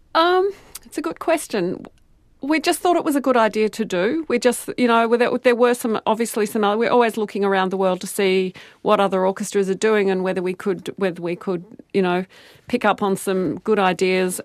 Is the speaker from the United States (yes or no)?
no; Melbourne, Victoria, Australia; now in Auckland, New Zealand; I grew up in Melbourne.